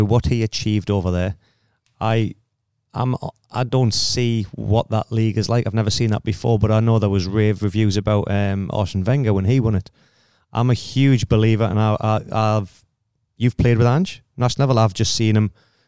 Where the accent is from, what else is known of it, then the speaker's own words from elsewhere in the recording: England, United Kingdom; now in Australia; I'm obviously an English guy with an Australian passport